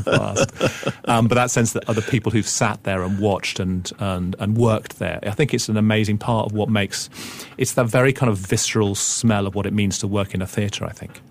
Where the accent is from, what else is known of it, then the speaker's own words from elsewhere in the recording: England, United Kingdom; as an English person coming from the outside